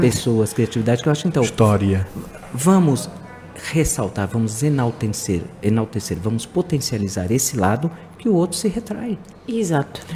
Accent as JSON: {"language": "Portuguese", "country": "Brazil", "tie": "born or raised there", "moved": "as an adult", "lives_now": "Lisbon, Portugal", "said": "no Brasil, nos anos 70, quando eu era criança e estava na escola"}